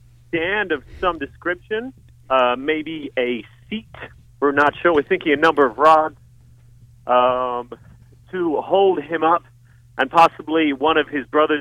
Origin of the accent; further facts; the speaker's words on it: Los Angeles, California, United States; I'm from Los Angeles. I'm a long way away. I just thought I should project.